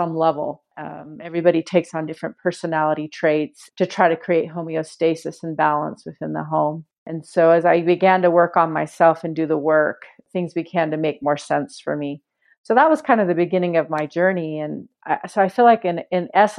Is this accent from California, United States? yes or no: yes; Walnut Creek, California, United States; I grew up in Walnut Creek